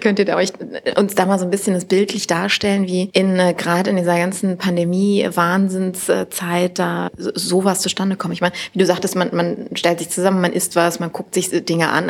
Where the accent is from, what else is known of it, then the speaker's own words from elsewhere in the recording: Düsseldorf, North Rhine-Westphalia, Germany; gebürtige Düsseldorferin